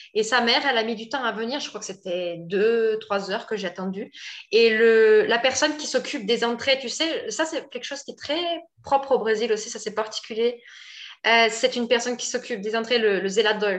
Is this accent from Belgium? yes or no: no; France; moved away as an adult; now in Brazil; je suis française